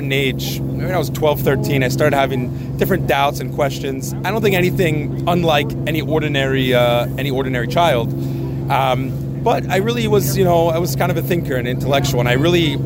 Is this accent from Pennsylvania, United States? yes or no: yes; York, Pennsylvania, United States; I grew up in York, Pennsylvania, a small city in southern PA